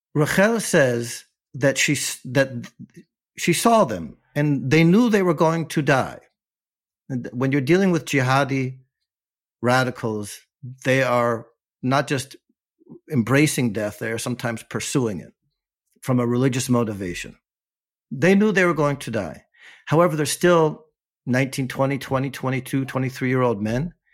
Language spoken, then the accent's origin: English; United States; now in Ofakim, Israel; I'm an American expat intellectual, right, and writer